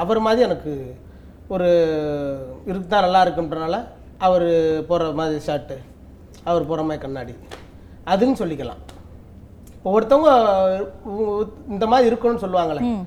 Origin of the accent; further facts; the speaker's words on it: Madurai, Tamil Nadu, India; மதுரையில் பிறந்தோம்னா